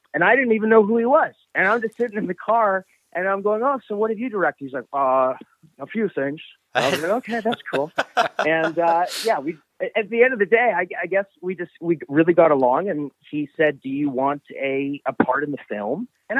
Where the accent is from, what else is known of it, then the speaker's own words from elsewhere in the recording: Vancouver, British Columbia, Canada; moved away as an adult; also born or lived in Los Angeles; I am originally from Vancouver